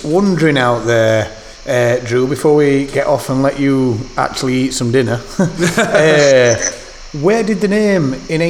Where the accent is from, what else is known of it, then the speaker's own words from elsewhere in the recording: United Kingdom; accent: British; That's my British accent.